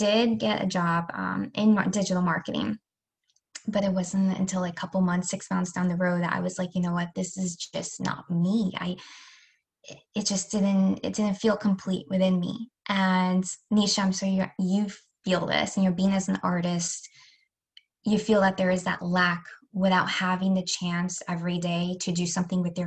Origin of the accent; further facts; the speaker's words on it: Rochester, New York, United States; moved away; also born or lived in Delaware; I grew up in Rochester and then moved to Delaware